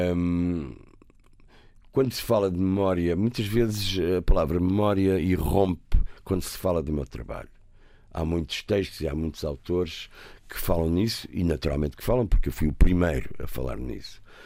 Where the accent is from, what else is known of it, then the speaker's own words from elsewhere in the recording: Lisbon, Portugal; also born or lived in Algarve; sou um rapaz da cidade, nasci em Campo de Orique